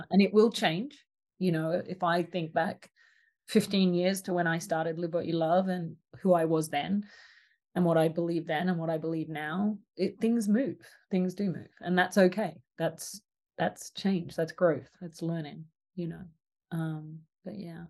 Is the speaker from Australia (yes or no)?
yes; Australia; The little country town I grew up in in Australia didn't have a preschool